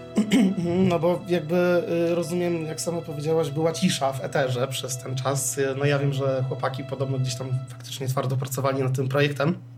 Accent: Poland; jestem z Polski

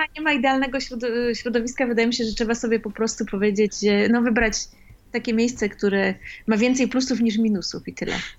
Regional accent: Poland; moved away; ja dorastałam w Polsce

